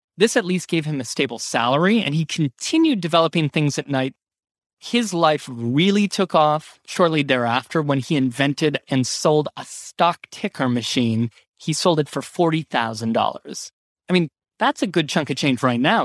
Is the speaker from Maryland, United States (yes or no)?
no; Ohio, United States; born or raised there; now in New York, United States